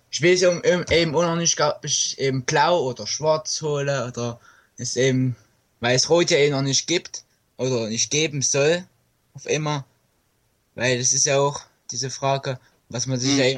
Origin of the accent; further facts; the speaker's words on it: Leipzig, Saxony, Germany; Ich komme aus Sachsen, ja.